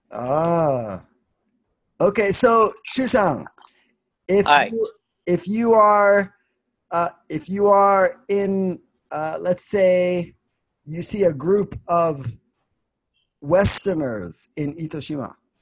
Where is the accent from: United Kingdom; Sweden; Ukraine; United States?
Sweden; Ah, I'm from Sweden.